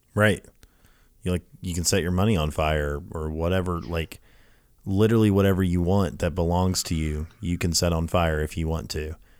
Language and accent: English; Lafayette, Louisiana, United States; moved away; I grew up in Louisiana as a kid